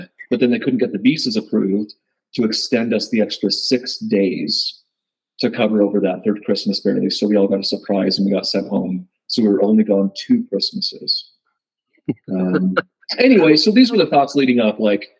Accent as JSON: {"language": "English", "town": "Pleasant Grove", "region": "Utah", "country": "United States", "tie": "born or raised there", "also_born_or_lived": "Lehi, Utah"}